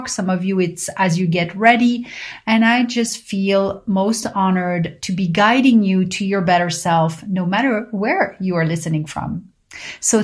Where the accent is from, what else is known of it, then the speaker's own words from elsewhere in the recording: Paris, Île-de-France, France; growing up in Paris